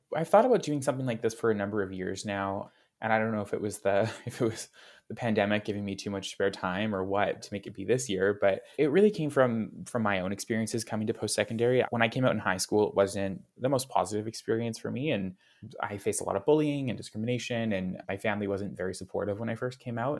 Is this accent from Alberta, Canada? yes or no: yes; Calgary, Alberta, Canada; moved away as an adult; now in Edmonton, Canada; I grew up in Calgary. Why I left Calgary and came to Edmonton